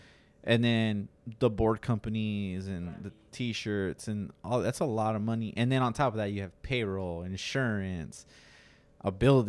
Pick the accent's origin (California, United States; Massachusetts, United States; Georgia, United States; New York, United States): California, United States; Santa Maria; also born or lived in Salinas / Yuma; I was born in Salinas, and I was raised in Santa Maria. And in Yuma.